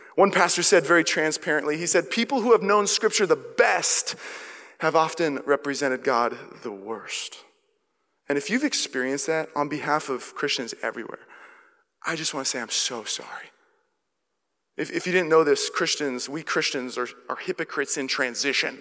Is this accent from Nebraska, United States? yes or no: no; Seattle, Washington, United States; now in Walnut Creek, United States; I'm from Seattle